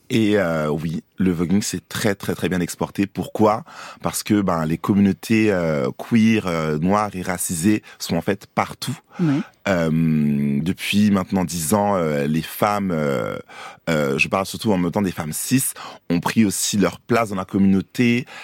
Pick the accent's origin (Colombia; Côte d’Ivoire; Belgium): Côte d’Ivoire; moved away; also born or lived in Paris, France; suis né à Paris, mais j'ai grandi aussi en Côte d'Ivoire. Longtemps, je suis allé à l'école